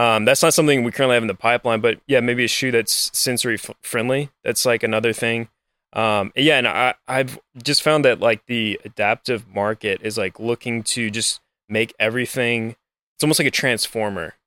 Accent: Lafayette, Louisiana, United States; also born or lived in New Orleans, Louisiana; I grew up in Lafayette, Louisiana

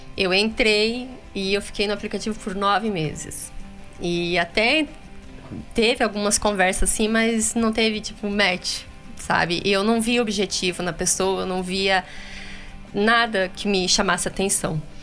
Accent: Paraná, Brazil; Eu sou lá do Paraná

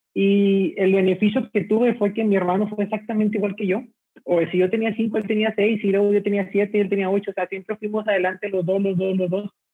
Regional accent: Monterrey, Nuevo León, Mexico; nosotros aquí al momento de decir regios nos sentimos orgullosos primero por nuestra ciudad

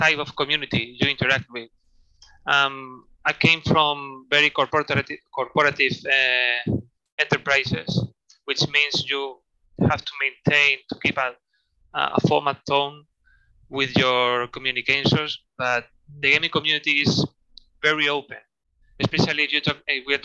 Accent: Spain; born or raised there; also born or lived in Madrid

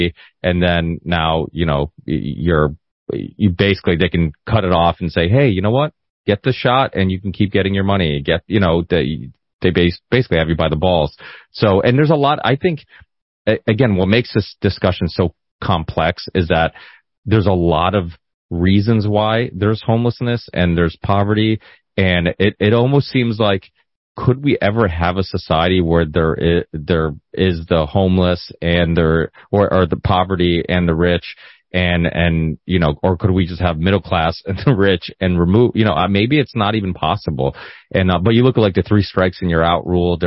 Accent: Northern Portugal, Portugal; moved away; I was born in Northern Portugal, where everybody had huge families.

